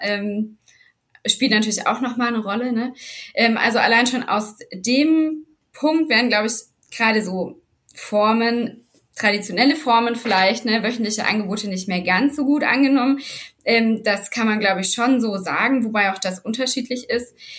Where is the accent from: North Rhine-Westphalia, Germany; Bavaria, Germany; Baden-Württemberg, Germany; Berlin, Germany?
Baden-Württemberg, Germany; Black Forest; Also ich bin unten im Schwarzwald aufgewachsen